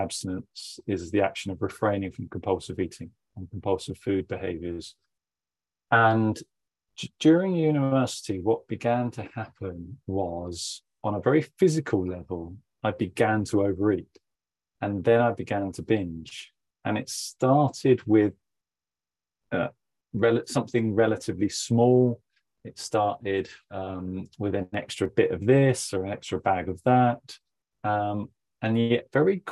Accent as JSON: {"language": "English", "area": "Somerset", "region": "South West England", "country": "United Kingdom", "tie": "born or raised there", "said": "I grew up in Somerset, in England"}